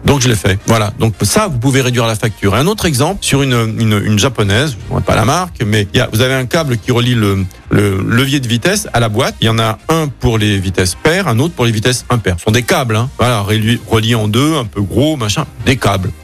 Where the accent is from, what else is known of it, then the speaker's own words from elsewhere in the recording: Écully, Auvergne-Rhône-Alpes, France; moved away; je suis d'Écully, etc. Ouais, c'est ma région, c'est ma ville